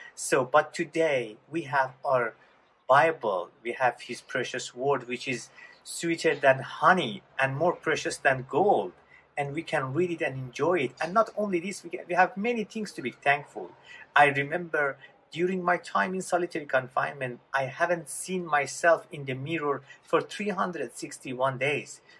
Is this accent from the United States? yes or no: no; Iran; moved away; I was born in Iran in a Muslim family right after Islamic Revolution.